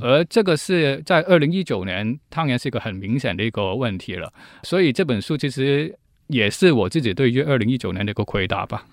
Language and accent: Chinese; Hong Kong; moved away as an adult; now in Taiwan; 我自己在香港的公屋长大